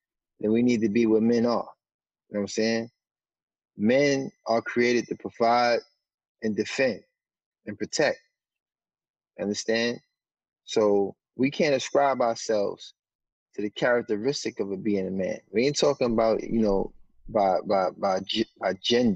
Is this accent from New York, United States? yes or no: yes; New York City, New York, United States; I grew up in Harlem